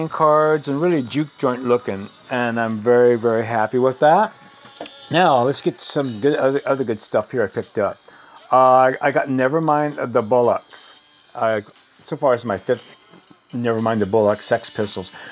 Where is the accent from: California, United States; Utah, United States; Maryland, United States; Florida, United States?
California, United States; Sacramento; Uh, Sacramento